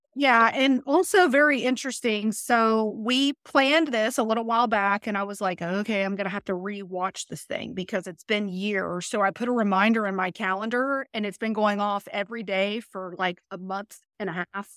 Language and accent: English; Mulberry, Florida, United States; I grew up in Mulberry